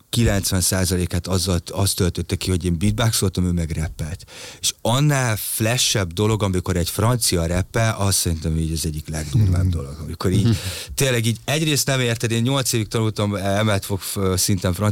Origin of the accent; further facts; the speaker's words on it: Hungary; nyertem egy magyar tehetségkutató versenyt, és kijutottam a Hollandiába egy hónapos mesterkurzusra egyedüli magyarként